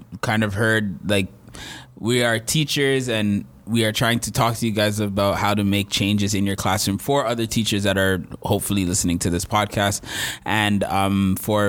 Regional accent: Peel, Ontario, Canada; I grew up in the Peel school system

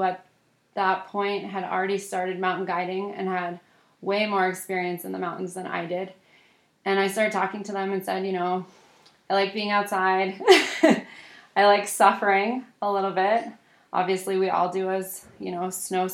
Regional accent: East Coast, United States; we grew up on the East Coast ski racing against each other.

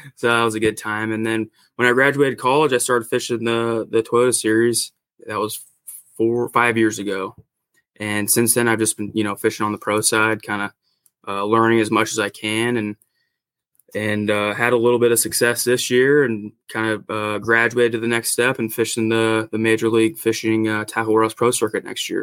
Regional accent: Northern California, United States; I've just you know grown up in Northern California. I'm kind of north of Sacramento

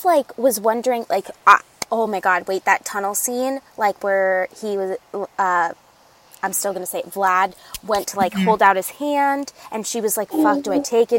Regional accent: United States; I am American.

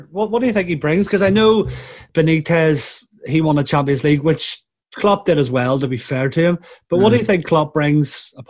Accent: Lisburn, Northern Ireland, United Kingdom; born or raised there; accent: Northern Irish

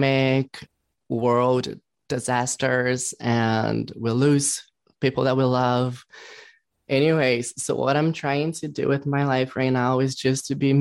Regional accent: Brazil; English is a second language; now in Los Angeles, United States; I was born in Brazil, but I was like reborn here in LA. So I'm like half and half

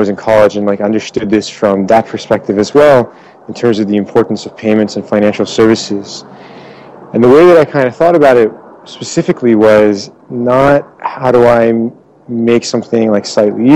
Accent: Maryland, United States; moved away as an adult; also born or lived in Iran / Europe; now in Bay Area, United States; I was born in Iran. I grew up in Maryland

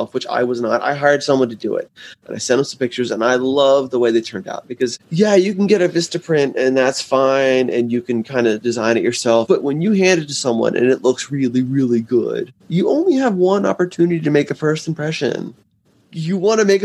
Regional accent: New Jersey, United States; moved away as an adult; also born or lived in Delaware; now in Atlanta, United States; I grew up in New Jersey, currently in Atlanta

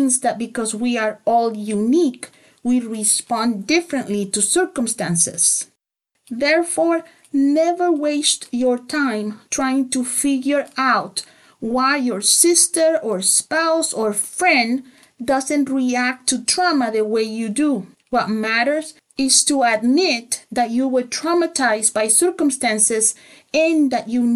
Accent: El Salvador; I grew up in El Salvador

